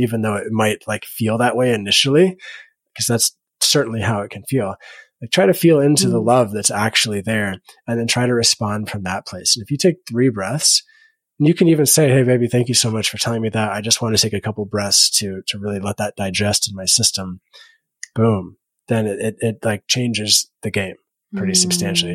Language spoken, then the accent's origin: English; Bible Belt of the United States, United States; I grew up in the Bible Belt of the United States in a public school